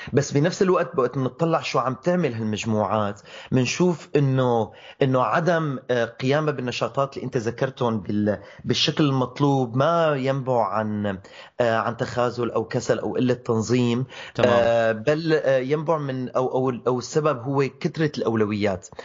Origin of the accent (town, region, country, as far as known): Syria